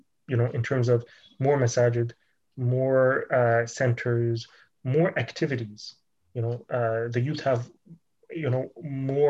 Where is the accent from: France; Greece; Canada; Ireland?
Canada; Toronto, Ontario; I was born here in Toronto